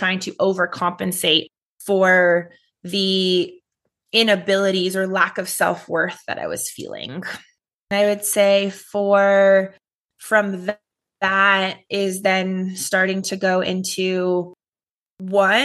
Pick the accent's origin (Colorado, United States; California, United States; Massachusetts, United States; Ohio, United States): California, United States; Los Angeles; I grew up in Los Angeles, California